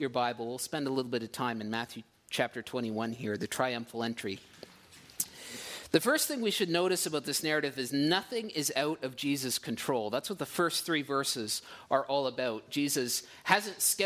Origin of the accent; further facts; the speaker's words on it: Ottawa, Ontario, Canada; moved away as an adult; now in Port Perry, Canada; in Ottawa was no exception, where we were coming from before, my hometown